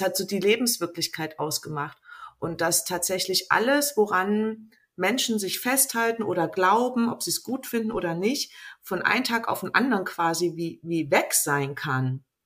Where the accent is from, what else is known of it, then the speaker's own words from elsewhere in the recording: East Germany, Germany; ich bin halt in Ostdeutschland groß geworden